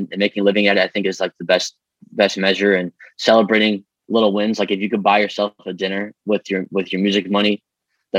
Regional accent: Streamwood, Illinois, United States; moved away as an adult; also born or lived in Los Angeles; So I grew up in Streamwood. I love the people there in the town. I was there until I was 24.

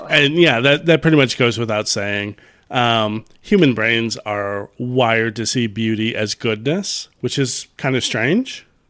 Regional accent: Chicago, Illinois, United States; I grew up in Chicago

